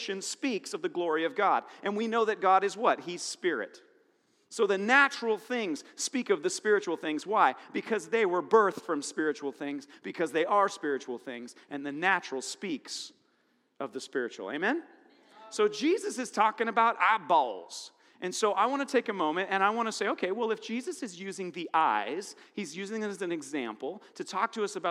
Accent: Cedarville, United States; I'm from Cedarville

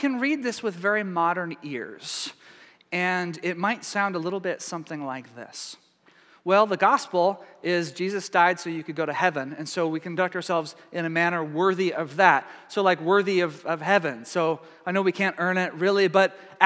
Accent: East Texas, United States; I'm Texan. I was raised in East Texas

